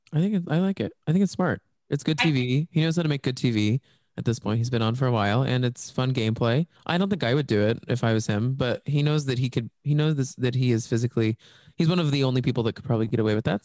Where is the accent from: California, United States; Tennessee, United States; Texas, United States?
Texas, United States; I grew up in Texas